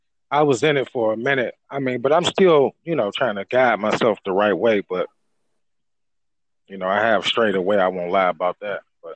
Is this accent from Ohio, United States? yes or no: yes; Cleveland, Ohio, United States; I'm from Cleveland. I mean, we're only like an hour away or something